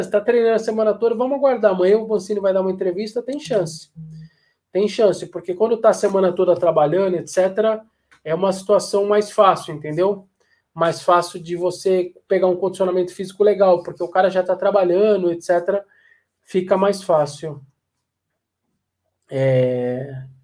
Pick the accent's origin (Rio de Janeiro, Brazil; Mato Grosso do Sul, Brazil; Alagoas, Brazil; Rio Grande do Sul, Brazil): Alagoas, Brazil; Maceió; Eu sou daqui de Maceió.